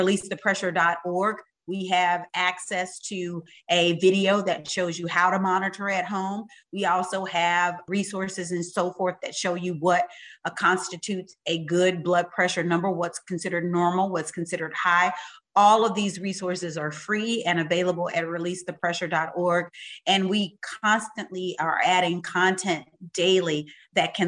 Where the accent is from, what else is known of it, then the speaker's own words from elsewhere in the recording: Utica, Mississippi, United States; I grew up in Mississippi, in a little bitty teeny town called Utica